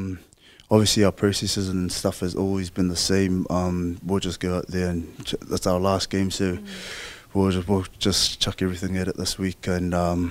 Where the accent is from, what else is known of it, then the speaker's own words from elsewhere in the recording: Lalovaea, Samoa; So, dad comes from Salit Moor. Mom comes from Vayu'i Safata, but I was brought up in Lalovaya with my grandma.